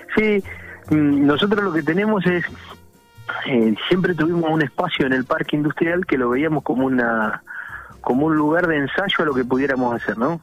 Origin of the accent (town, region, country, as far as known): Argentina